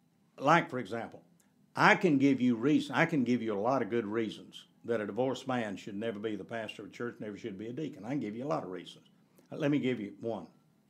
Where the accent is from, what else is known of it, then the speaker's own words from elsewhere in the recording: the South, United States; in the culture in which I grew up in the South, you just didn't, divorce was an anomaly.